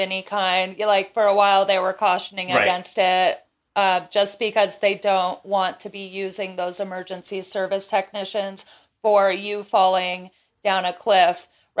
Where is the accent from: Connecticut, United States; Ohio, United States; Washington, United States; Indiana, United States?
Washington, United States; Kirkland; my hometown of Kirkland, which is a suburb of Seattle.